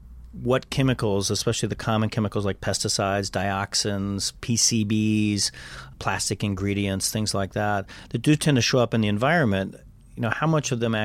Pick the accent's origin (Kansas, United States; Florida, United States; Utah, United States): Kansas, United States; But when I was growing up in Kansas, they were still spraying this stuff.